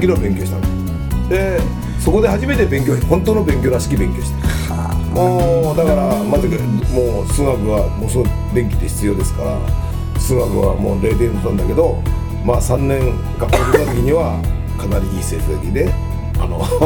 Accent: Toyama, Japan; born or raised there; also born or lived in Osaka

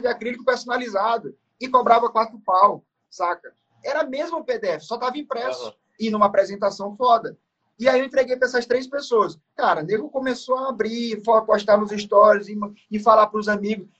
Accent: interior of Maranhão, Brazil; now in São Paulo, Brazil; eu sou do, eu sou do, do, Maranhão, interior do Maranhão. Hoje eu moro em São Paulo, mas eu sou nascido no Maranhão, uma cidade muito pequena.

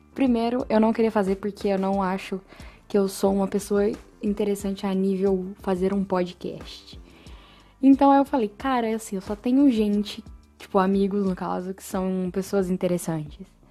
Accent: São Paulo, Brazil; moved away as an adult; now in São João del Rei, Brazil; eu sou de São Paulo, na verdade, e eu me mudei para São João del Rei faz uns dois anos

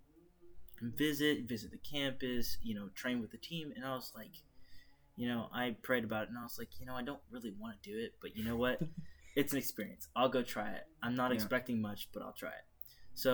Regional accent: Greenville, South Carolina, United States; I grew up in Greenville, you know, South Carolina, born and raised

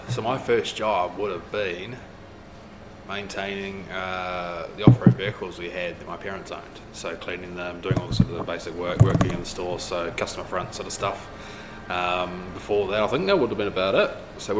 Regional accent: south of Blenheim, Marlborough, New Zealand; moved away as an adult; also born or lived in Tasman; now in Queenstown, New Zealand; So I grew up in a farming sort of town south of Blenheim, which is in the Marlborough region of the top of the South Island. So I grew up there in farming background and so forth.

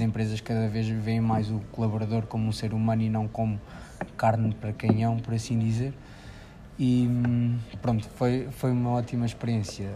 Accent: Figueira da Foz, Centro, Portugal; sou da Figueira da Foz.

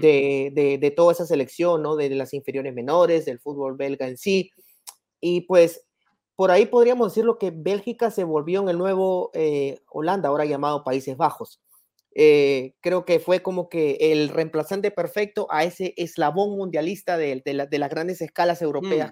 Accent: Peru

